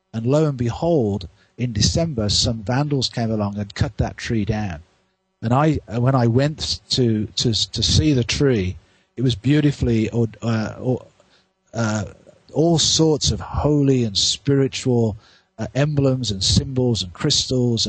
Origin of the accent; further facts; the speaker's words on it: Victoria, British Columbia, Canada; in my hometown of Victoria